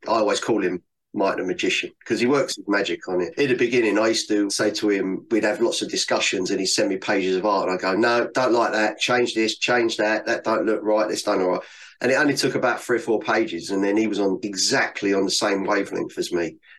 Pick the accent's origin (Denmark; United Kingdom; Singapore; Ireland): United Kingdom; London; For me, definitely growing up in London, because from an early age, the first thing you do is learn how to swear.